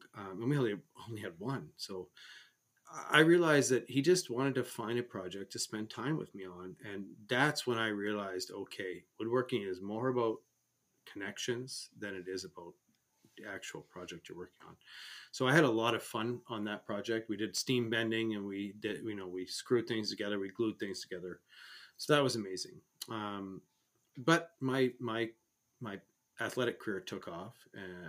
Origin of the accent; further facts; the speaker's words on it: Canada; as a Canadian, hockey is a big sport